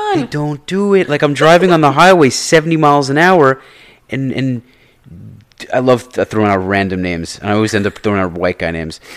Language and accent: English; New York, United States; I grew up in New York